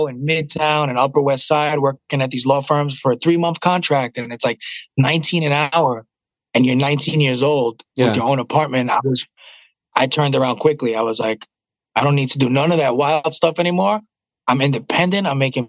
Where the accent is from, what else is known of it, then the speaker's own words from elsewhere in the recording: Puerto Rico; My accent, I don't like that drink Malta. I hate it. So that makes me less Puerto Rican.